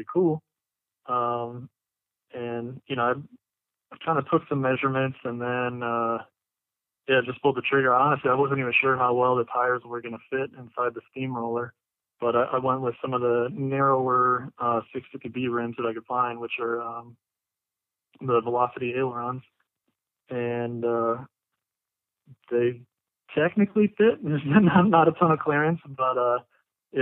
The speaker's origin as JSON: {"language": "English", "town": "Miami", "region": "Florida", "country": "United States", "tie": "born or raised there", "moved": "as an adult", "lives_now": "Missouri, United States", "said": "I'm originally from Miami, Florida. I was born and raised down there."}